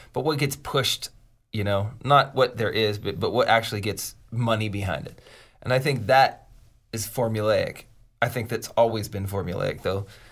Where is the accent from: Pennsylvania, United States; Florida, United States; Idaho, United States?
Pennsylvania, United States; Pittsburgh; moved away; I'm from Pittsburgh originally